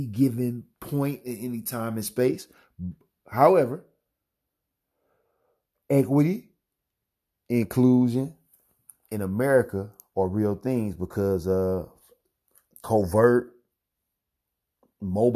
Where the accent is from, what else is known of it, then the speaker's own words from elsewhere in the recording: Missouri, United States; my home state, Missouri